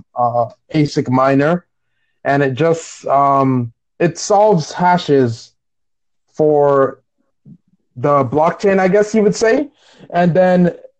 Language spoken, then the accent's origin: English; New York, United States; I am from New York